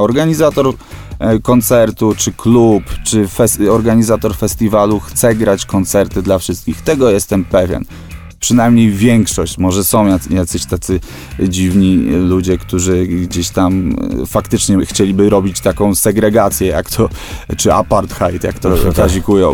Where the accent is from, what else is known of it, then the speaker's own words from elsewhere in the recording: Żyrardów, Masovian Voivodeship, Poland; jesteśmy z Żardowa, bo ten Żyrardów kochamy